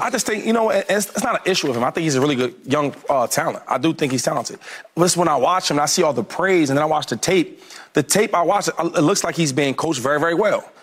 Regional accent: the Bay Area, California, United States; I'm from the Bay

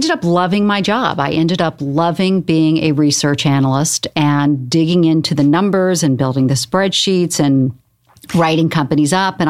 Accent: the South, United States; now in New York, United States; You know, I grew up in the South. I moved to New York when my father forbid me to move to New York because it was too dangerous.

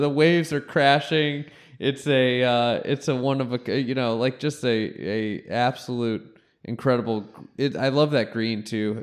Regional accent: Chicago, Illinois, United States; I'm from Chicago

